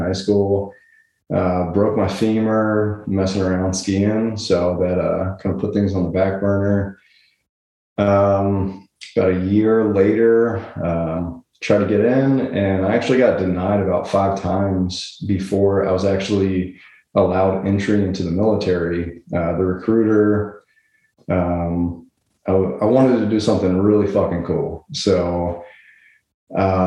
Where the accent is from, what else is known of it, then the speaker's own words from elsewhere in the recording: Cincinnati, Ohio, United States; Originally from Cincinnati, Ohio